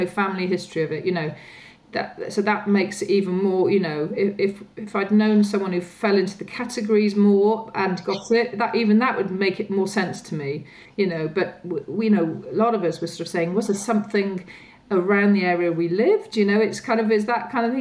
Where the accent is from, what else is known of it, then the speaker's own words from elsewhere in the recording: Wales, United Kingdom; now in London, United Kingdom; I'm from Wales, and a group of us old school friends get together, you know, every so often in Wales